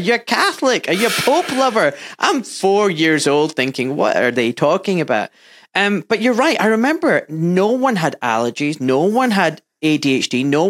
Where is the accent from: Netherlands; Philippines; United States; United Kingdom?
United Kingdom; Glasgow, Scotland; I grew up in Glasgow. I was born in Glasgow and in a rough area, not like you. It was very poor, deprived. Des Moines, just next to Ibrox Stadium.